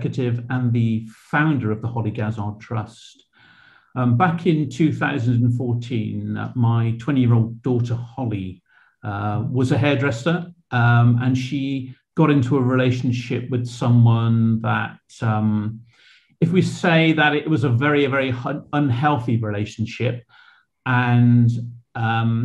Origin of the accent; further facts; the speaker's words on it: Bristol, South West England, United Kingdom; moved away as an adult; also born or lived in Cheltenham; I was brought up in Shirehampton